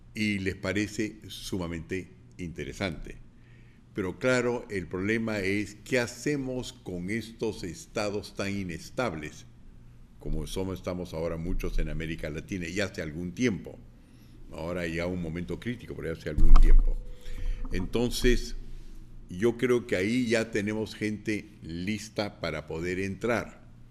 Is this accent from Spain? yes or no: no; Lima, Peru; yo soy limeño, pero sé hablar quechua